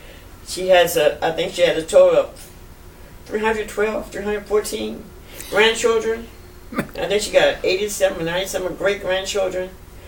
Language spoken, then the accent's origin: English; Biloxi, Mississippi, United States; born there; But I was born in Biloxi on Nixon Street, 763 Nixon Street.